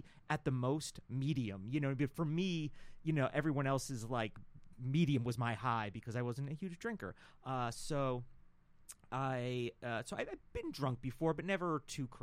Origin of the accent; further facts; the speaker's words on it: New York, United States; I'm from New York